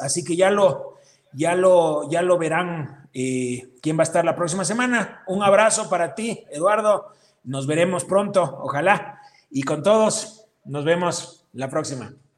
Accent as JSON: {"language": "Spanish", "country": "Ecuador", "said": "Ecuador, por ser nuestro país"}